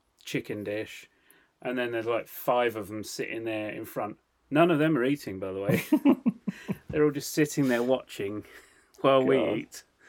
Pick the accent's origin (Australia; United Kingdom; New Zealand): United Kingdom; England; Oh God, we're so English, aren't we?